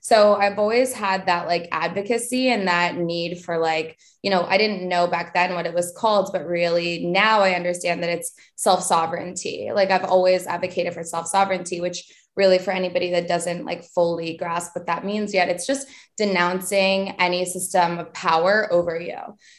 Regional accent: Vermont, United States; because I'm from Vermont and didn't have a ton of like access to things that were cool.

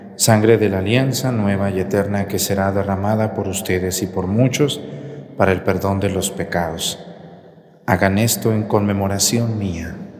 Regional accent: Mexico; el último camión de Guadalajara a mi pueblo

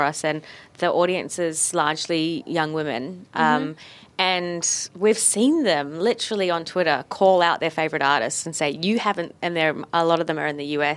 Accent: New Zealand; now in Australia; I'm from New Zealand

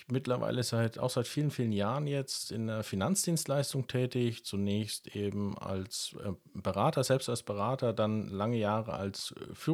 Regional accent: Karlstadt, Bavaria, Germany; also born or lived in Berlin; now in Bad Kissingen, Germany; Bin geboren in Berlin und gemeinsam mit dir, ja, wie du schon richtig gesagt hast, in Karlstadt aufgewachsen.

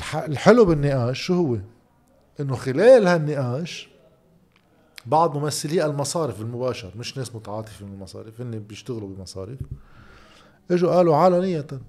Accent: Lebanon; نحن اولهم لبنانيه

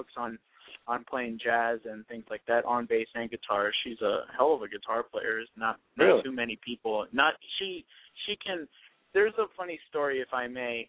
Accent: Lancaster, California, United States; moved away; I am actually originally from California.

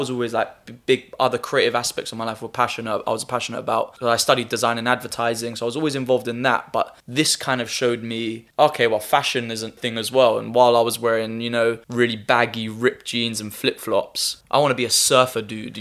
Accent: Harrow, London, United Kingdom; also born or lived in Nottingham / Cyprus; I'm a Harrow boy. Like, I was born and raised in Harrow.

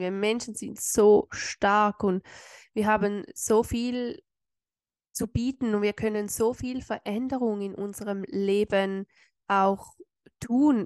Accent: Switzerland; bei uns in der Schweiz

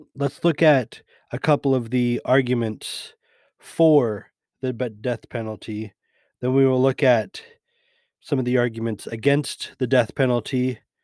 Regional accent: United States; being a Christian and being an American.

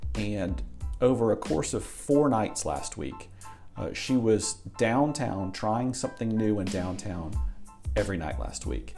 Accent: Tampa, Florida, United States; also born or lived in South Carolina / Asheville, North Carolina; now in Johnson City, United States; I grew up in Tampa, Florida.

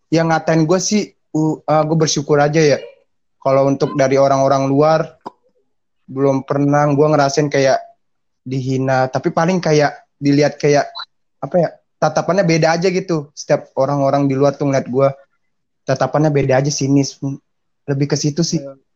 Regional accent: Bali, Indonesia; gue orang Bali tapi beda maksudnya. Beda gimana ya? Enggak, Bali Balinya nggak mirip, maksudnya kayak malah kayak orang timur.

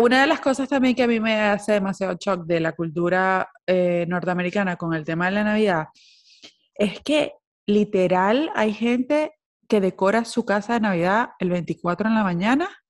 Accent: Maracaibo, Zulia, Venezuela; moved away; uno como venezolano

